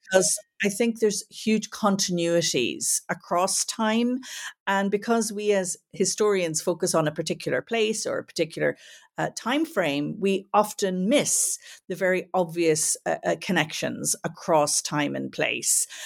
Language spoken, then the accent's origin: English; Belfast, Northern Ireland, United Kingdom; also born or lived in United States / England; now in Dublin, Ireland; I grew up in Belfast during the Troubles